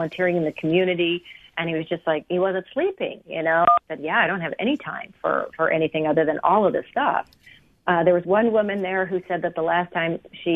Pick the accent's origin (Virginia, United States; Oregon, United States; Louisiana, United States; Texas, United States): Oregon, United States; Portland; moved away; also born or lived in Wyoming; I grew up in Portland, Oregon.